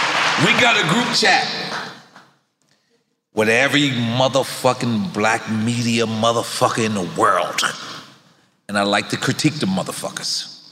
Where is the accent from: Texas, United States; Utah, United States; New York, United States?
New York, United States; New York City; because I'm from New York City